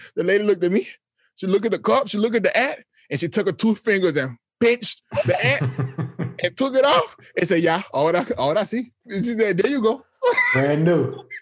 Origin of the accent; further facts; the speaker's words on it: Austin, Texas, United States; moved away as an adult; also born or lived in Panama; I'm from the United States. I'm from Austin, a, a very white city.